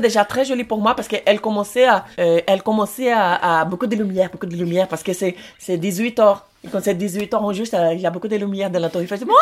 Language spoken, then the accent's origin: French; Brazil; French is a second language; moved away as an adult; now in France; je suis brésilien